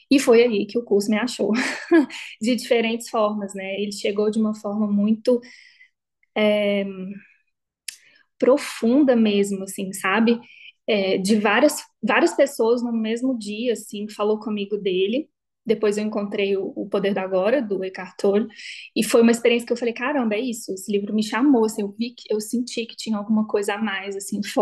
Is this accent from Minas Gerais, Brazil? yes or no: yes; Belo Horizonte, Minas Gerais, Brazil; now in São Paulo, Brazil; Saí de BH, me formei, encontrei um emprego ótimo, fui para São Paulo, tinha minha independência financeira